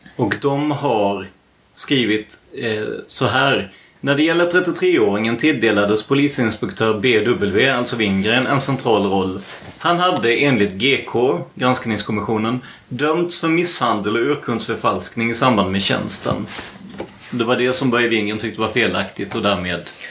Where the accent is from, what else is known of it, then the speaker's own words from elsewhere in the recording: Blekinge, Sweden; jag är från Blekinge från början